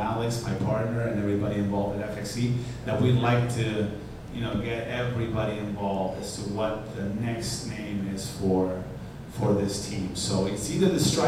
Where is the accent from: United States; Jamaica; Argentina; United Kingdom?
Argentina; moved away; I was born in Argentina